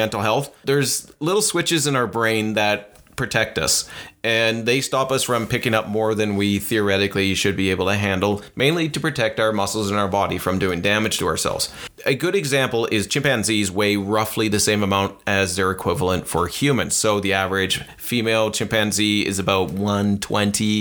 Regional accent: Canada; we're from Canada

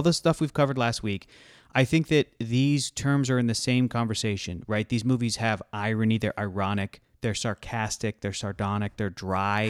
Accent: Southern California, United States; I'm from Southern California

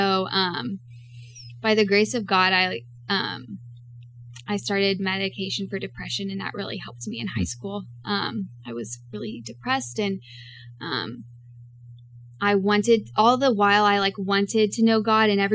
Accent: East Texas, United States; I grew up in Bible Belt, Texas, in East Texas

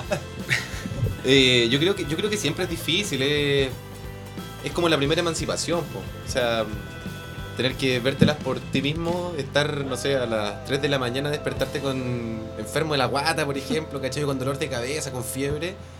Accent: Punta Arenas, Magallanes and Chilean Antarctica, Chile; moved away as an adult; now in Santiago, Chile; yo soy de Punta Arenas

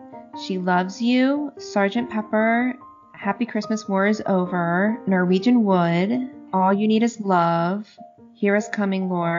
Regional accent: Cleveland, Ohio, United States; December 10th in Cleveland, my hometown

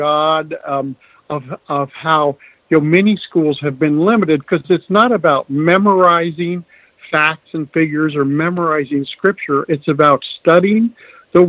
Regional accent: Midwest, United States; moved away; also born or lived in New England / Virginia; I grew up in the Midwest, worked on farms a lot

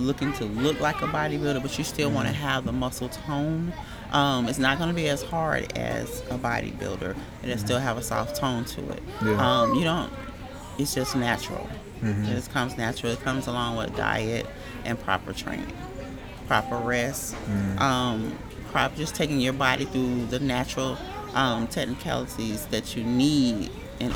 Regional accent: Augusta, Georgia, United States; I'm originally from Augusta, born and raised

